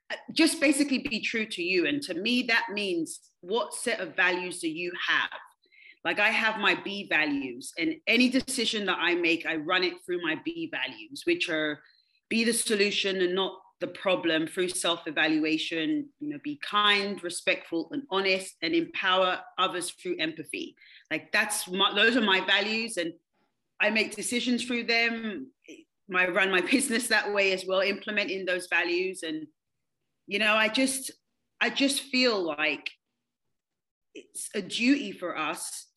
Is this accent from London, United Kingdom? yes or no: yes; London, United Kingdom; moved away as an adult; also born or lived in Kansas City; now in United States; I'm originally from London, England. I've lived here now for 21 years.